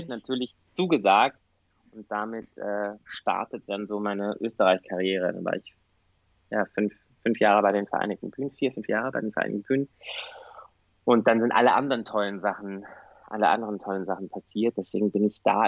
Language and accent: German; Bavaria, Germany; moved away as an adult; now in Vienna, Austria; Ich komme aus Süddeutschland.